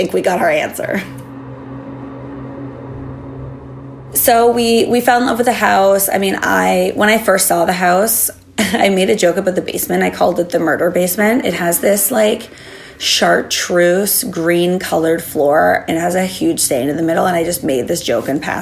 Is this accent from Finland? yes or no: no; Germany; now in Toronto, Canada; I grew up in Germany, and I stayed with my grandparents a lot.